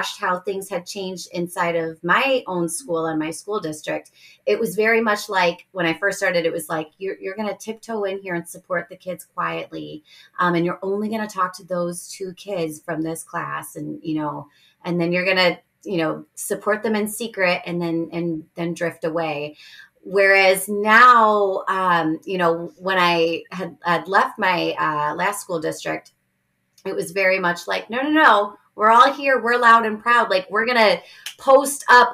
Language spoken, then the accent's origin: English; Chicago, Illinois, United States; first language English; I grew up in Chicago, like on the north side of Chicago.